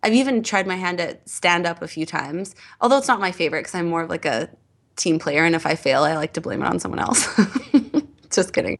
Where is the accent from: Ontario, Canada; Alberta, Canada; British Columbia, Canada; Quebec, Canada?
Alberta, Canada; Edmonton; moved away; I'm an improviser from Edmonton.